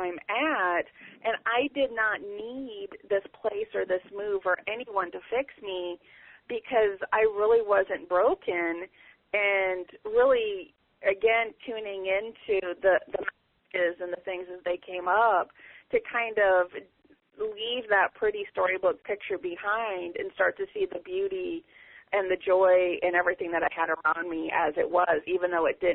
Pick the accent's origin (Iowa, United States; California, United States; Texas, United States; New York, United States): Iowa, United States; moved away as an adult; now in Ozarks, United States; I was born and raised in Iowa